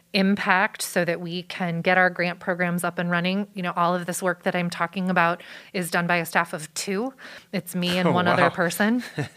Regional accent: Wilmette, Illinois, United States; Just north of where Northwestern University is in Evanston. I grew up in Wilmette.

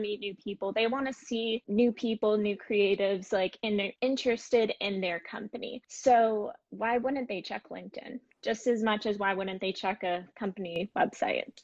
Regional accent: Boca Raton, Florida, United States; moved away as an adult; I grew up mainly in Boca Raton, Florida.

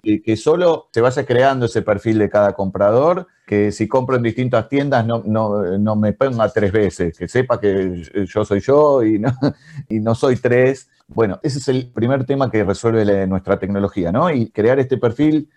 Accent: Argentina; en Argentina, de donde nacimos

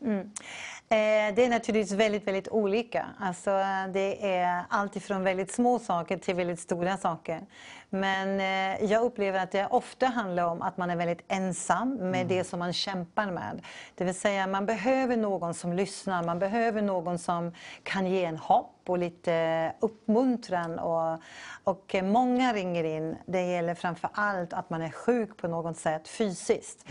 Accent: Canada; now in Sweden; Jag är från Kanada

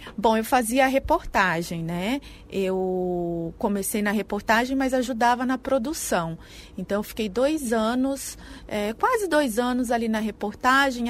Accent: Mogi Mirim, São Paulo, Brazil; moved away as an adult; also born or lived in Caconde, Brazil; now in Tocantins, Brazil; eu sou do interior de São Paulo, é, de uma cidadezinha que chama Caconde, bem do interior de São Paulo, mas morei a minha vida inteira em Mojimirim, que é muito próximo a Campinas

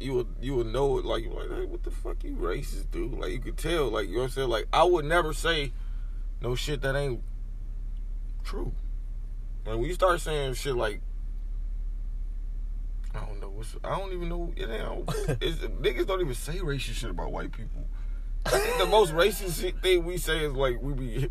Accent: Grand Rapids, Michigan, United States; I grew up in Grand Rapids

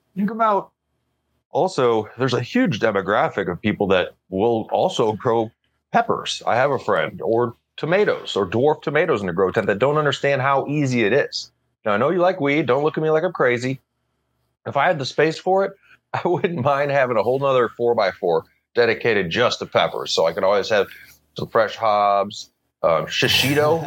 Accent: Missouri, United States; I grew up in Missouri, and the Mississippi River goes around there

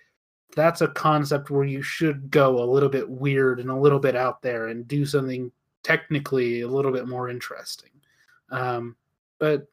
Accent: United States; as an American

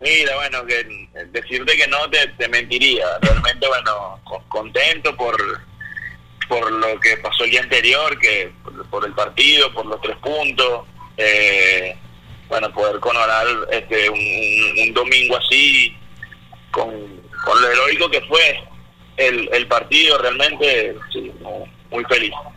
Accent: Venezuela; also born or lived in Panama; como venezolano

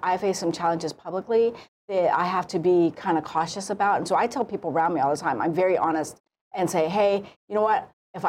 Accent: South Korea; born there; Oh, I'm half Korean. My mother's Korean. I was born in Korea.

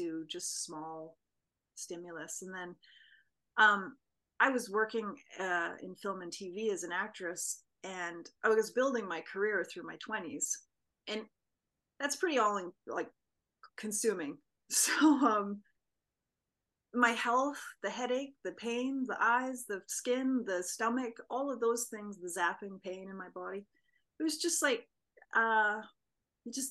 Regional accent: Vancouver Island, British Columbia, Canada; I grew up on Vancouver Island

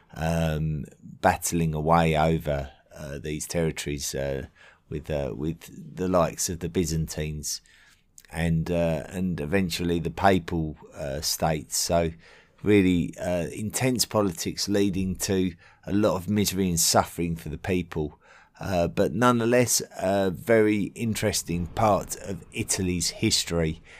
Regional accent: England, United Kingdom; being an Englishman

